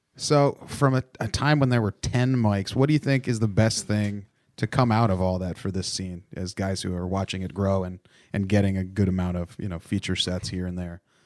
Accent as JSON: {"language": "English", "region": "Ohio", "country": "United States", "tie": "born or raised there", "said": "I grew up in Ohio, but I wasn't originally from there."}